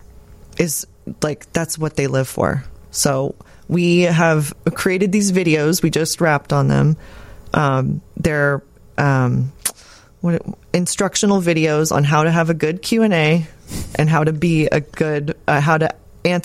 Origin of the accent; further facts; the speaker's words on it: Austin, Texas, United States; I'm from Austin